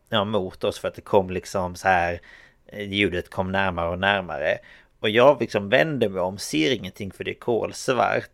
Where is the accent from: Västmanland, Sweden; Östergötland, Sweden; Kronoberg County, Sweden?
Kronoberg County, Sweden; Exhult; moved away; jag bodde ju i Exhult